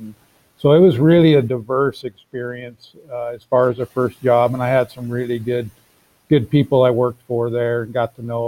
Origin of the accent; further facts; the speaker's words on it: Arizona, United States; also born or lived in South Dakota; I grew up in Arizona for the most part, so I haven't gone too far from home